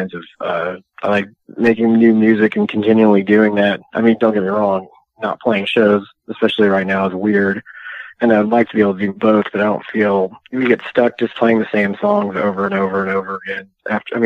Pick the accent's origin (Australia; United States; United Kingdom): United States; Texas; I'm from Texas